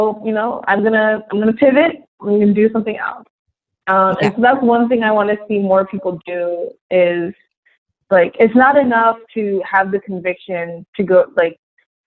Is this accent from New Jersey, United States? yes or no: no; New York, United States; I'm from New York.